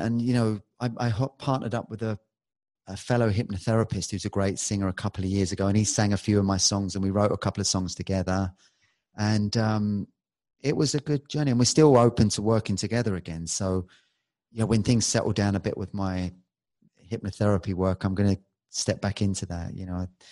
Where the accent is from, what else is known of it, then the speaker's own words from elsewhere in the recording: London, United Kingdom; I was born in Balham, which is on the west side, and that's a rough